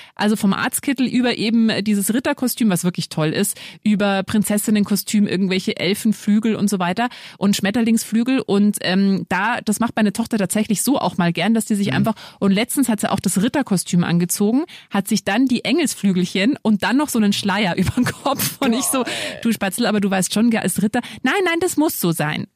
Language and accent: German; Lower Bavaria, Germany; Ich bin auch in Niederbayern groß geworden